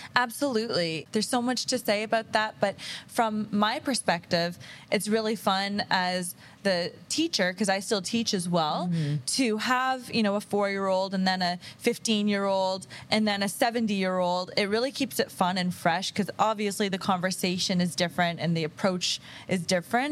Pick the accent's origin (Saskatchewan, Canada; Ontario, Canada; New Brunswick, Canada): Ontario, Canada; Kingston; moved away as an adult; now in Windsor, Canada; I moved here from Kingston